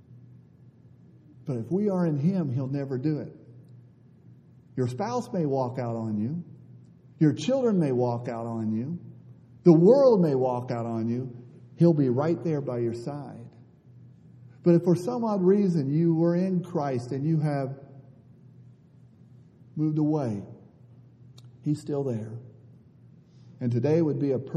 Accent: Northeast Ohio, United States; also born or lived in Africa; I'm from Northeast Ohio

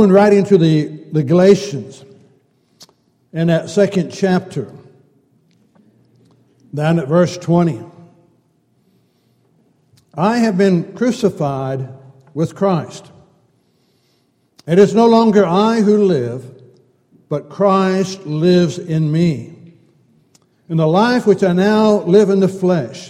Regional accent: California, United States; Growing up in California

